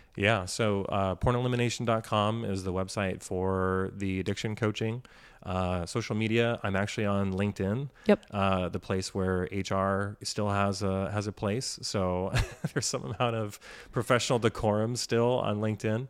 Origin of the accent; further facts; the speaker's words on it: Washington, United States; We grew up in Washington